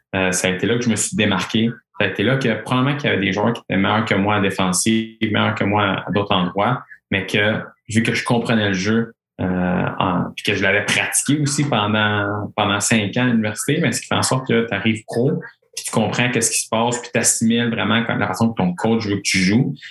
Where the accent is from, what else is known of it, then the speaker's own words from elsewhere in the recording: Quebec, Canada; Saskatchewan, euh, ma première année, j'étais le seul Québécois